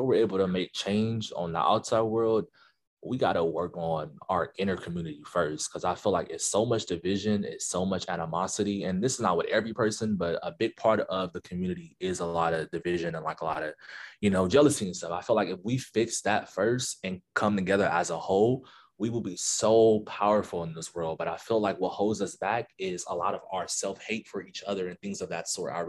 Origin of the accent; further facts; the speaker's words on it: Los Angeles, California, United States; I'm from